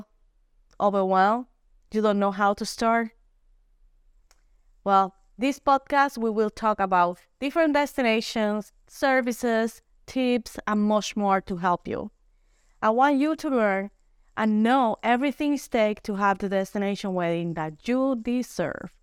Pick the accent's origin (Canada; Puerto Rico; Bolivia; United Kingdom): Puerto Rico; I am from Puerto Rico